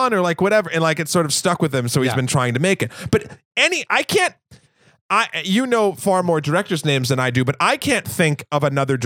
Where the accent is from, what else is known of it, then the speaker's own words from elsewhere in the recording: New England, United States; I'm from New England